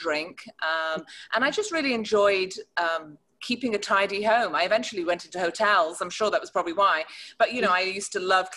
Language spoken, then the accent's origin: English; Chester, North West England, United Kingdom; moved away as an adult; now in Charlotte, United States; I grew up in the north of England in a county called Cheshire